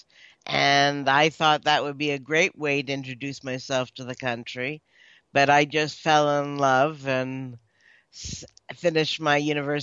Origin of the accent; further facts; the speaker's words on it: Hamilton, Ontario, Canada; moved away as an adult; also born or lived in Israel / Australia; I grew up in Ontario, Hamilton to be exact